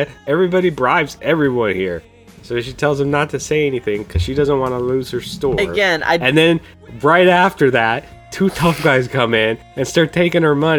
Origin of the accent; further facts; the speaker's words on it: North Dakota, United States; born there; Born in North Dakota. Can you not hear it in my accent?